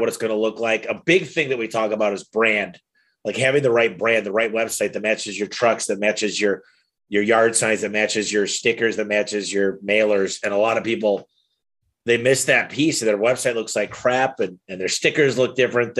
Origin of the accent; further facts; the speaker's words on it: Michigan, United States; now in Arizona, United States; I'm from Michigan